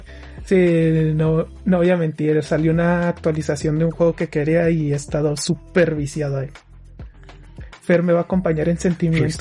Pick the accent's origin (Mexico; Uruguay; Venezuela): Mexico; Somos mexicanos